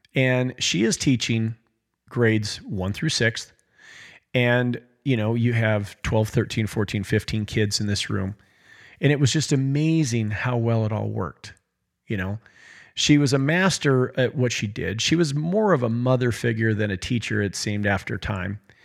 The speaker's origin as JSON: {"language": "English", "town": "Choteau", "region": "Montana", "country": "United States", "tie": "born or raised there", "also_born_or_lived": "Cascade, Montana", "said": "we had recently moved from my hometown of Shoto to a small town in Montana called Cascade"}